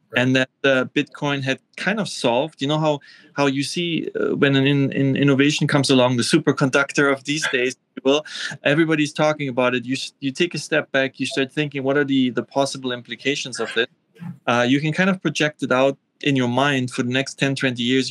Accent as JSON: {"language": "English", "region": "Vienna", "country": "Austria", "tie": "born or raised there", "also_born_or_lived": "East Germany / Göttingen, Germany / Rostock, Germany / Asia", "moved": "as an adult", "said": "I grew up in Austria uh, Vienna"}